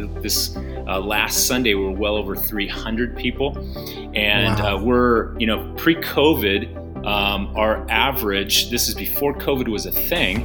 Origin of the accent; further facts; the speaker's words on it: Redlands, California, United States; now in Yucaipa, United States; I actually was born and raised in Redlands, live in Yucaipa